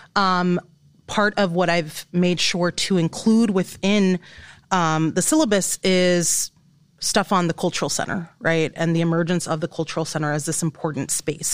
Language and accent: English; Inglewood, California, United States; moved away as an adult; also born or lived in Illinois; now in Iowa, United States; I'm coming from Englewood, California.